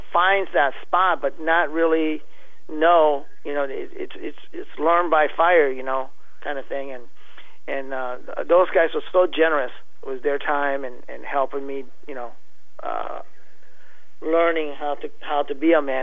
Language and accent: English; Japan; now in Iowa, United States; I'm from Japan, I'm fluent in Japanese